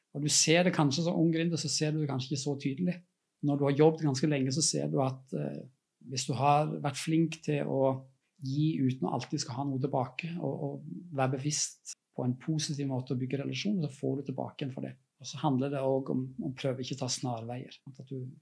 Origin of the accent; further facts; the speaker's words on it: Norway; moved away; bor ikke jeg i Norge, sånn jeg, men jeg er norsk